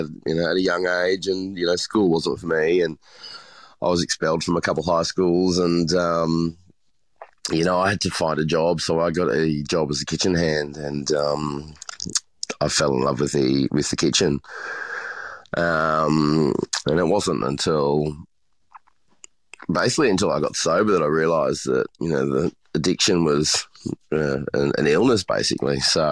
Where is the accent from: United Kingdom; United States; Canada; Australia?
Australia; Brisbane, Queensland; I'm from Brisbane originally, yeah.